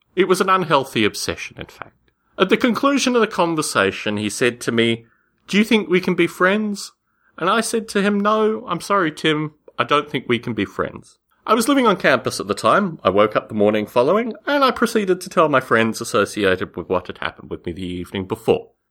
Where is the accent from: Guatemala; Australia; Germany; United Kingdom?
Australia; When I was a kid growing up in Australia